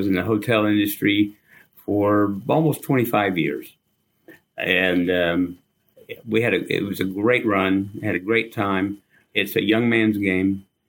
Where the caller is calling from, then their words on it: Holiday, Florida, United States; Right now, I'm in a little town north of Tampa, Florida called Holiday. And we have a little house here right on the canal.